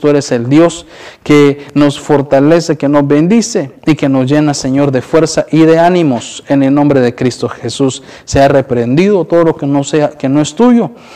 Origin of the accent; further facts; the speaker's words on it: Honduras; moved away; nosotros que somos de Honduras